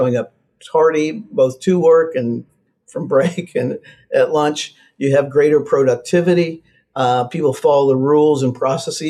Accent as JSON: {"language": "English", "region": "Midwest", "country": "United States", "said": "I'm from the Midwest"}